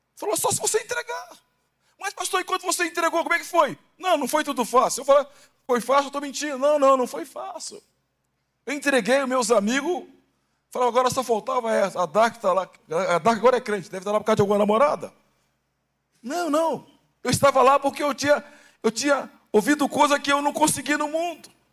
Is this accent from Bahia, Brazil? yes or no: no; Baixada Fluminense, Rio de Janeiro, Brazil; moved away; also born or lived in Santos; Eu nasci no Rio de Janeiro, na Baixada Fluminense